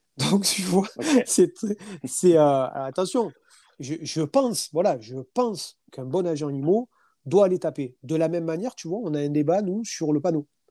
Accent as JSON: {"language": "French", "country": "France", "said": "je suis un Français"}